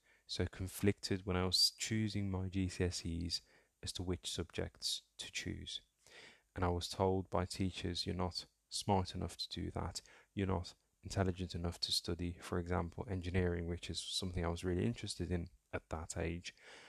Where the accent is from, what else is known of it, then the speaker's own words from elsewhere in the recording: North Holland, Netherlands; also born or lived in Somalia; And my family settled in Holland, in a small town just outside Amsterdam. So I grew up in Holland, and shout out to any Dutch listeners, whether Somali or otherwise, who may be listening to the podcast.